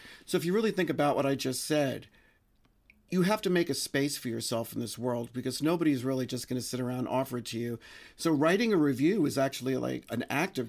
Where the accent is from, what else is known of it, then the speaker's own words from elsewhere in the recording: New York City, New York, United States; And growing up in New York City, you know, there were so many groups, …, ….